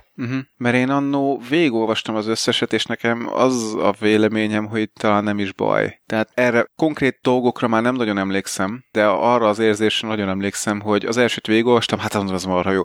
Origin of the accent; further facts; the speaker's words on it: Hungary; De egyébként magyar vagyok, én is tudok sorban állni.